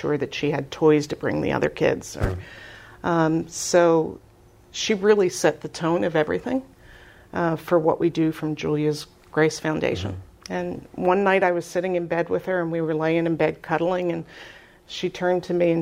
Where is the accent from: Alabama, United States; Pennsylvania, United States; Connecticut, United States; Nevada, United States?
Pennsylvania, United States; Philadelphia; moved away as an adult; now in Spring-Ford area, United States; I grew up in Philadelphia, as you can tell by my accent.